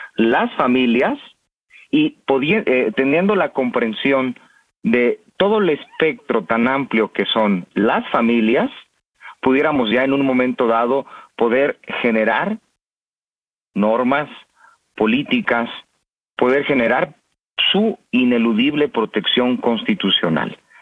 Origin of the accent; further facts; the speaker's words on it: Mexico; como mexicanos